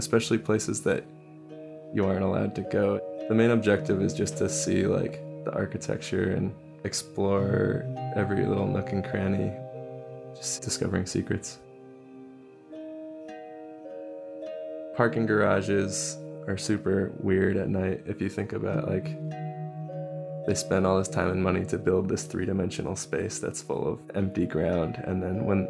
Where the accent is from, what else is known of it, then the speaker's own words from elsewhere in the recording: Bay Area, California, United States; I grew up in the Bay Area of California